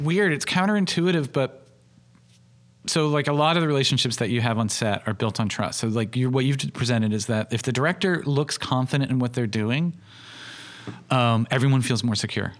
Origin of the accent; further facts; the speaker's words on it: United States; I'm doing it as an American filmmaker working in a, in a U K perspective